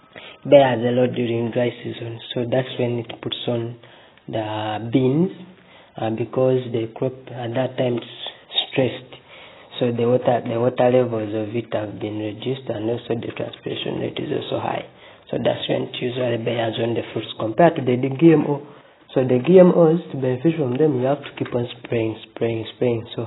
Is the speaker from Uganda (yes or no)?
yes; Uganda; I'm from Uganda